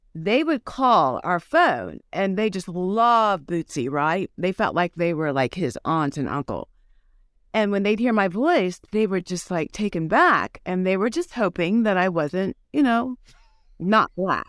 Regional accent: New Richmond, Ohio, United States; I grew up in New Richmond, which is like a Mayberry town

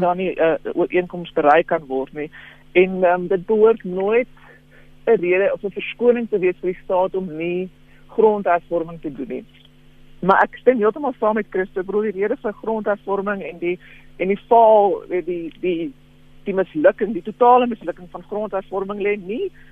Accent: South Africa; as Suid-Afrikaners

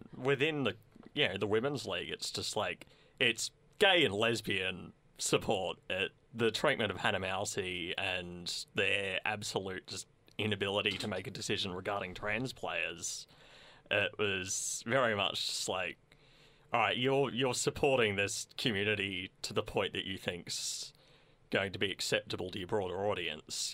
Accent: Sunbury, Victoria, Australia; I grew up in Sunbury

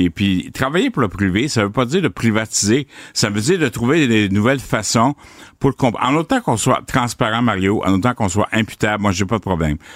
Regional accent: Quebec, Canada; Je suis dans la région, là, je suis de la Drummond, je me suis promené

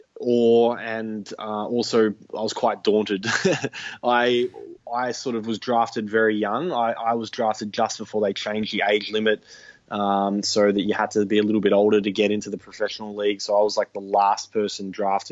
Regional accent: Melbourne, Victoria, Australia; moved away as an adult; now in Byron Bay, Australia; I'm originally from Melbourne, which is obviously right down in the southeasterly point of Australia. And I've lived there for 30 years

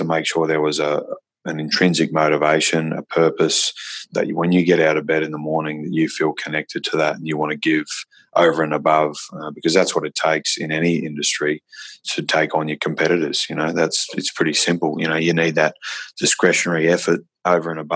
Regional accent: Australia; also born or lived in Saudi Arabia; I was born in Saudi Arabia to Irish parents. I only came to Australia when I was 5.

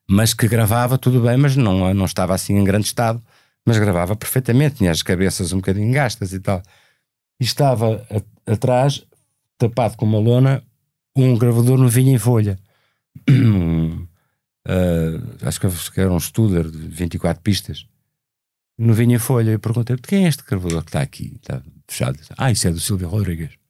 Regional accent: Cuba; vamos pegar na música que o Luís traz e na, e na nacionalidade dele e na, na, nas características dele enquanto português e vamos trazer da nossa cubanidade

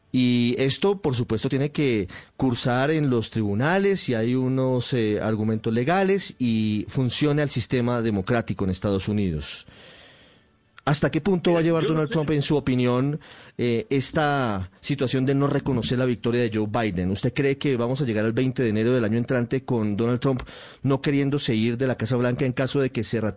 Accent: Colombia; yo no soy estadounidense, señor Chilling, y realmente no tengo candidato en estas elecciones como tampoco las tengo en Colombia.

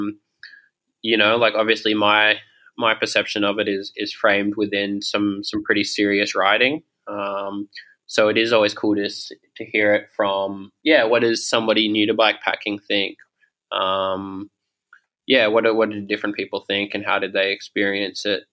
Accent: Sydney, New South Wales, Australia; moved away as an adult; also born or lived in Toronto, Canada; now in Melbourne, Australia; I grew up in Sydney, and then when I was 18 or 19, I moved to Canada, and I lived in Toronto

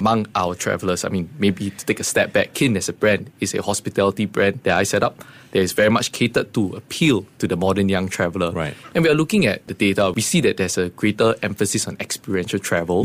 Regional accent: Singapore; growing up in Singapore

